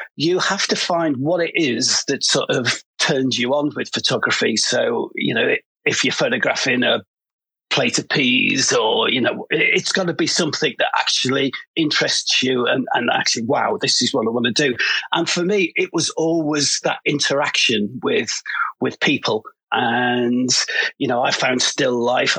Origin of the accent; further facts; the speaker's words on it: Liverpool, North West England, United Kingdom; moved away as an adult; now in London, United Kingdom; I come from Liverpool